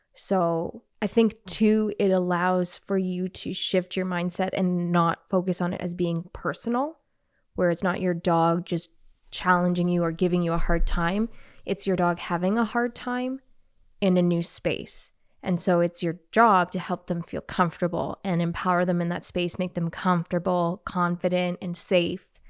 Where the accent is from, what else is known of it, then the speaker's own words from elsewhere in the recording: Canada; I'm Canadian, eh?